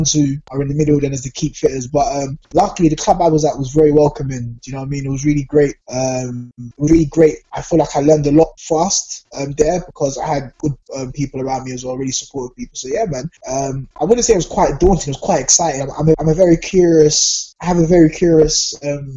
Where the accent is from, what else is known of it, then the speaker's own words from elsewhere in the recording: London, United Kingdom; I grew up in Southeast London in Peckham, so everyone knows what Peckham's like. That's where I went to school.